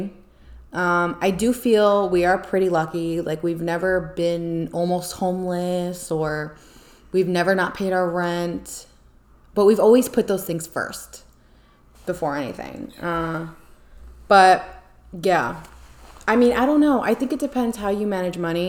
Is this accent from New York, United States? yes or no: yes; Long Island, New York, United States; moved away; I miss Long Island. I miss my hometown.